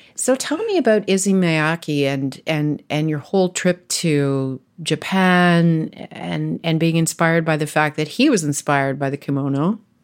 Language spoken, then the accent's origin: English; Ontario, Canada; I was raised in Ontario